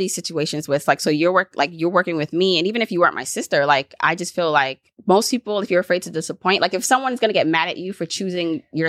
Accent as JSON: {"language": "English", "country": "Jamaica", "tie": "born there", "said": "even though I'm Jamaican too, because I was born there"}